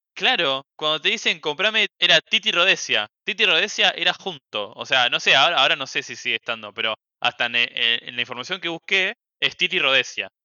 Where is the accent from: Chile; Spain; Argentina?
Argentina